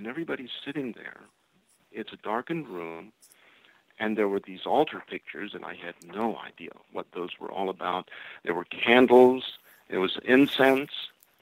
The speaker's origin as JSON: {"language": "English", "region": "Florida", "country": "United States", "said": "I'm from Florida"}